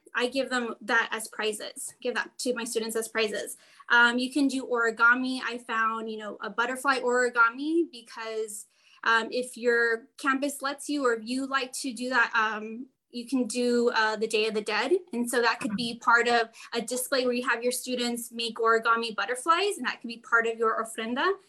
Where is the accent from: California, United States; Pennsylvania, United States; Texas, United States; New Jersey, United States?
Texas, United States; Brownsville; I am from Brownsville, Texas, and I am a middle school librarian.